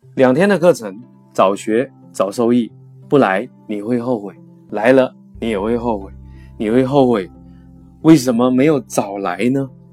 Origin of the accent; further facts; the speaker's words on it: China; 我们每个月呢，在中国都会开五期左右的时间管理的课程